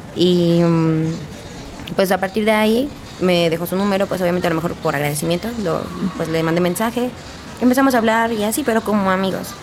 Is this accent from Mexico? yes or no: yes; Hidalgo, Mexico; moved away as an adult; Yo no soy de aquí del estado, yo soy de Hidalgo. Tenía toda mi vida viviendo ahí